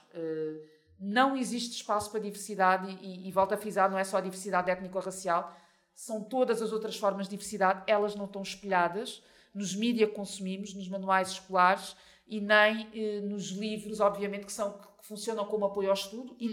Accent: Portugal; first language Portuguese; also born or lived in Mozambique; Eu vivo em Portugal desde os meus três anos, portanto, eu cresci em Portugal

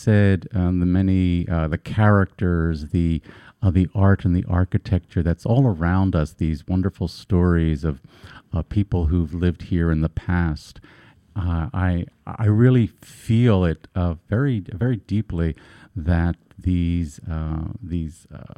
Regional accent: Vineland, New Jersey, United States; moved away as an adult; also born or lived in Greenwich Village, New York; now in New York, United States; I'm originally from a small farming community, agricultural community in South Jersey.

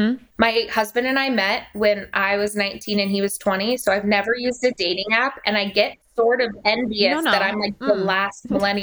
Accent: Denver, Colorado, United States

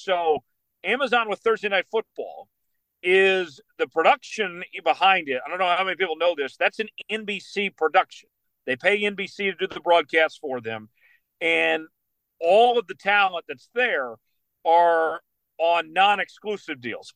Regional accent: Broken Arrow, Oklahoma, United States; Cedar Ridge Country Club in my hometown there in Broken Arrow

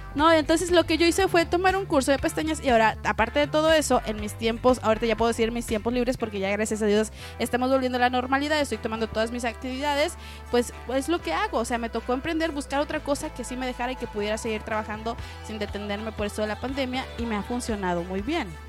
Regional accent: Mexico; como buenos mexicanos

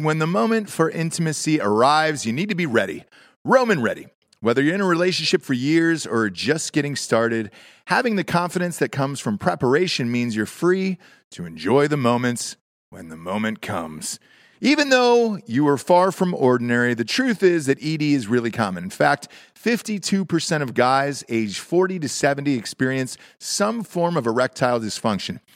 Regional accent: the South, United States; I'm from the South

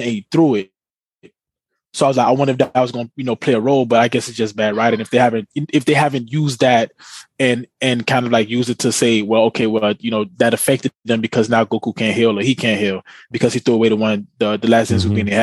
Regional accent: United States; We're American here

